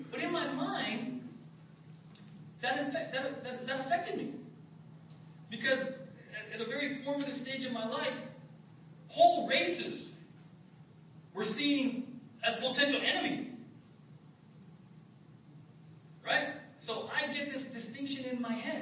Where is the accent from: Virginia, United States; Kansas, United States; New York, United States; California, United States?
California, United States; San Diego; I grew up in South San Diego